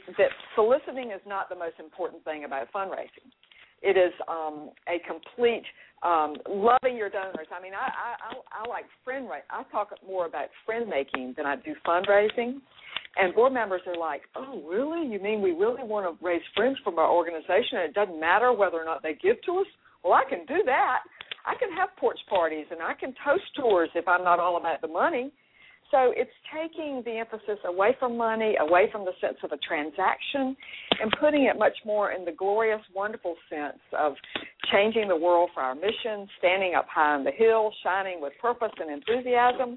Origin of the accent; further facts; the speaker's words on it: Raleigh, North Carolina, United States; I'm from Raleigh, North Carolina